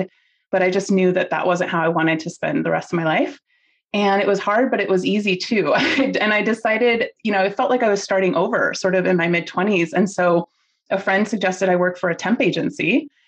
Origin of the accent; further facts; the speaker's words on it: Lima, Peru; born there; I was born in Lima, Peru. I am Peruvian.